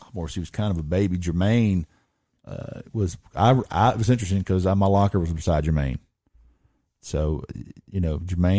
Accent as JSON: {"language": "English", "country": "United States", "tie": "born or raised there", "said": "I grew up in Pepperell, really wasn't that good."}